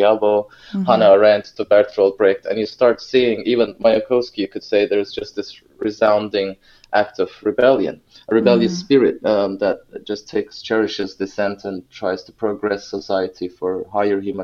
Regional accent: Ankara, Turkey; moved away as an adult; I grew up in Ankara. I was born there in the capital of Turkey.

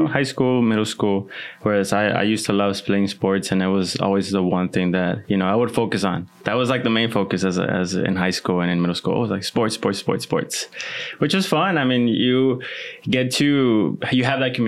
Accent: Laredo, Texas, United States; also born or lived in Mexico; I was born here in Laredo, lived a few years in Mexico, and then most of my life I've spent it here

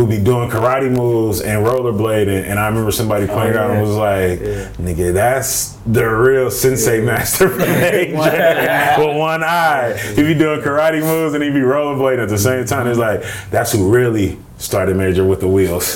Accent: Richmond, California, United States; I'm from Richmond

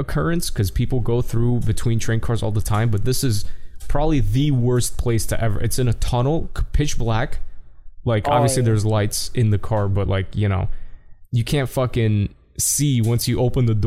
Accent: New York City, New York, United States; I'm from New York City

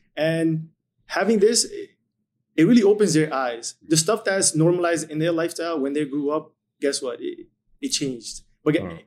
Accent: India; now in Edmonton, Canada; moved to India for ten years

